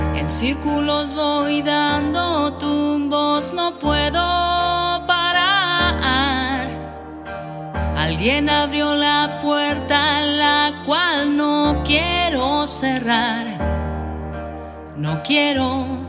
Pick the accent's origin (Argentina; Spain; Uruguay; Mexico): Uruguay; Barros Blancos, Canelones; soy de Canelones, Uruguay, ciudad de Barros Blancos